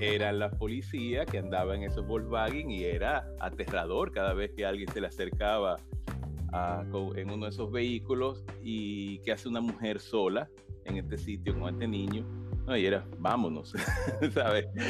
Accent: Santo Domingo, Dominican Republic; yo soy caribeño

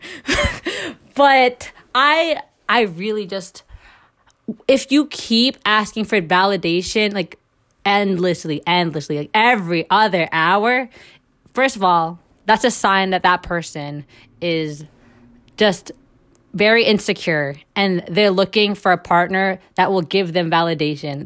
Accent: Philippines; I'm Filipino

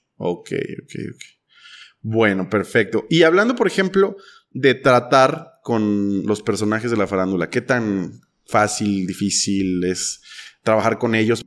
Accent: Mexico; como mexicano

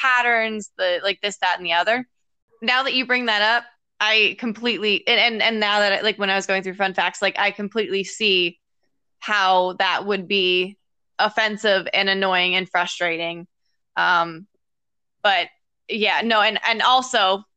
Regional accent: United States; as an American

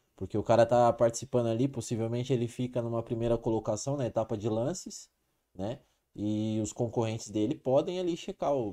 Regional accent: Ribeirão Preto, São Paulo, Brazil; sou natural de Ribeirão Preto

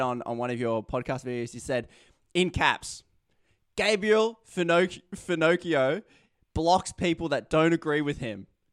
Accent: Australia; as an Australian

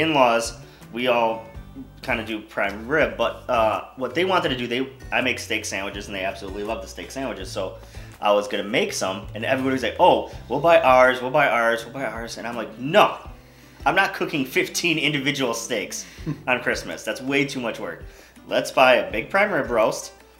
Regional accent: India; Why, just because I'm Indian?

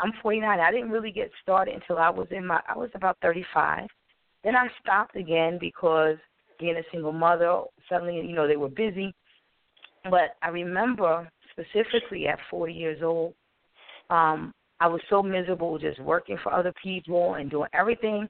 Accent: Wilmington, Delaware, United States; I'm from Wilmington, Delaware.

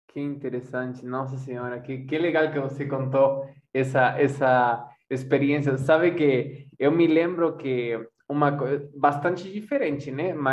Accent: Montevideo, Uruguay; born there; Portuguese is a second language; also born or lived in Oberá, Argentina; eu, eu morei, eu nasci em Montevideo, mas me for, comecei minha formação musical em Oberá Misiones, norte da Argentina.

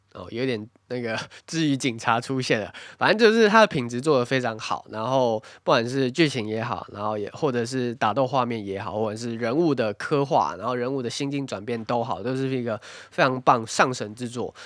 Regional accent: Taiwan; moved away; 身为一个台湾人

